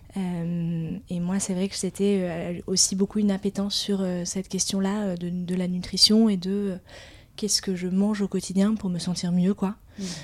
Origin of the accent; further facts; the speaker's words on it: Biarritz, Nouvelle-Aquitaine, France; now in Paris, France; on a grandi à Biarritz